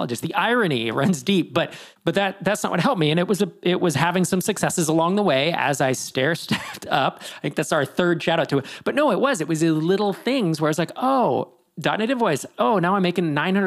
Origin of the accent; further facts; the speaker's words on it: East Bay area, California, United States; I grew up in the East Bay area